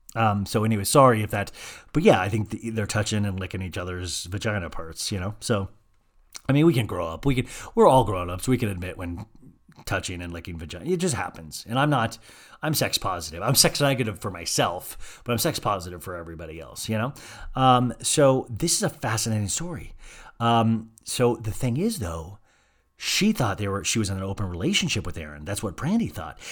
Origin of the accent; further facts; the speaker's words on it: Kansas, United States; accent: Kansas twang; I have this, like, weird Kansas twang sometimes